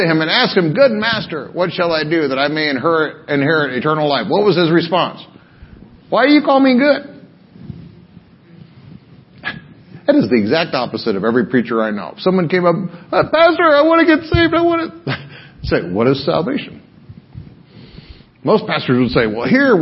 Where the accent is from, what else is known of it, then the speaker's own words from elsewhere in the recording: Pearl City, Hawaii, United States; from Pearl City